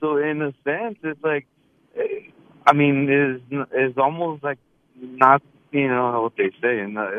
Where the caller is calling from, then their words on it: Galena Park, Texas, United States; I'm in Galena Park, Texas.